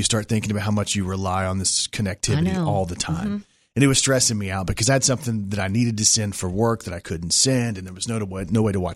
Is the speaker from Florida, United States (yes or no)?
no; Plano, Texas, United States; back then in my hometown of Plano, we had alleys